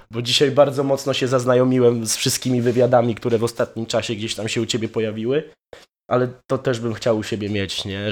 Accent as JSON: {"language": "Polish", "country": "Poland", "tie": "born or raised there", "moved": "as an adult", "lives_now": "Wrocław, Poland", "said": "Całe życie się wychowywałem na wsi"}